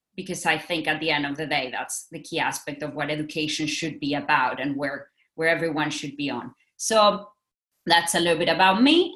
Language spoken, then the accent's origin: English; Mexico; moved away as an adult; also born or lived in Singapore; now in Tokyo, Japan; I'm from Mexico. I have worked in Mexico, Singapore, now I'm in Tokyo.